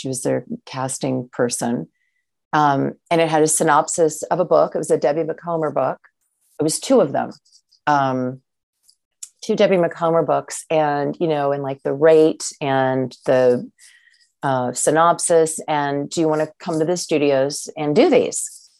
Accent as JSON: {"language": "English", "region": "Michigan", "country": "United States", "tie": "born or raised there", "also_born_or_lived": "Dayton, Ohio / Chicago", "moved": "as an adult", "lives_now": "Yellow Springs, United States", "said": "I grew up in Michigan. After my dad moved to the Detroit area in the 70s for work from Ohio, I was born in Dayton. I'm actually back here in Ohio. I've lived here with my husband of 21 years"}